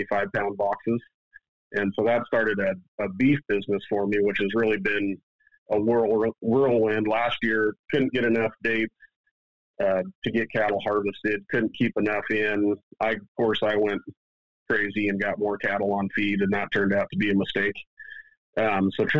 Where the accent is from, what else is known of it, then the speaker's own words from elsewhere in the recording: Washington, United States; I grew up on the west side of the mountains in Washington State